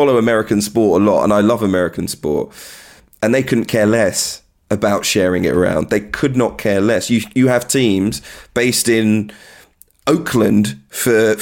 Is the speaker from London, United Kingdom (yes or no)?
yes; London, United Kingdom; I'm from London. I'm from Northwest London. I grew up in Wembley, a 5-minute walk from Wembley FC